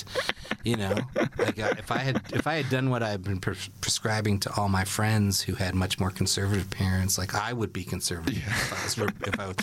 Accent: New York City, New York, United States; I grew up in Brooklyn, New York, and in the summers we would go camping in Ithaca

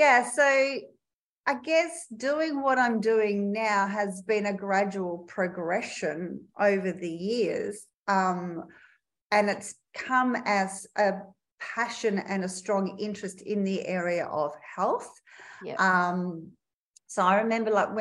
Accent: Melbourne, Victoria, Australia; moved away as an adult; now in Perth, Australia; I grew up in Melbourne, Victoria

